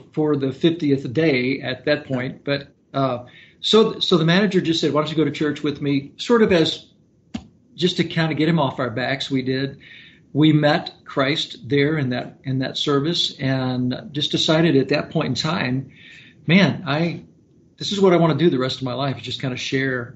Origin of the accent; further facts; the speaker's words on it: Louisville, Kentucky, United States; now in Fort Smith, United States; I'm originally from Louisville, Kentucky, and I was just a kid that started playing in bands when I was 13